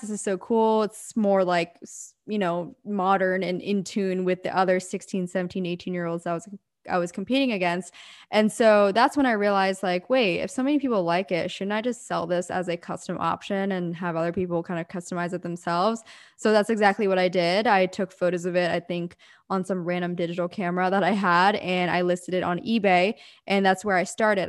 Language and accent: English; Pennsylvania, United States; moved away as an adult; now in Southern California, United States; I'm originally born and raised in Pennsylvania, very small town. And I grew up there for eighteen years